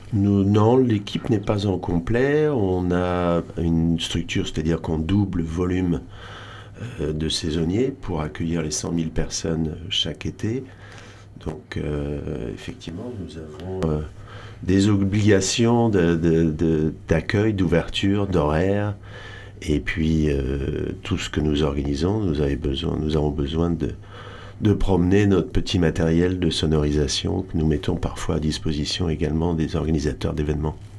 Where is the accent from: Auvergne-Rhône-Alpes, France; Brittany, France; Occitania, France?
Brittany, France; Audierne; also born or lived in Réunion; now in Hossegor, France; Moi je suis breton